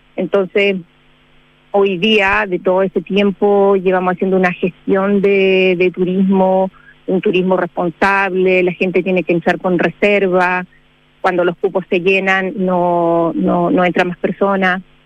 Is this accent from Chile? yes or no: yes; Cochamó, Los Lagos, Chile; yo soy acá de Cochamó de toda la vida